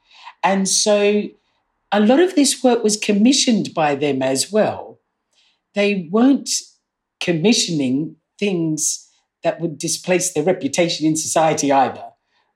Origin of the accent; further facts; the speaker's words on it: Australia; now in United Kingdom; I grew up in Australia